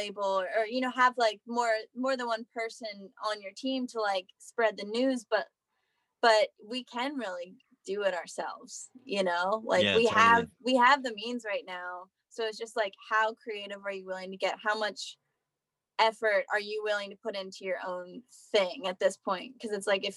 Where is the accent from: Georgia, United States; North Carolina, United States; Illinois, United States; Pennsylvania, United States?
Pennsylvania, United States; South Central; now in Nashville, United States; I'm from like South Central, in Gettysburg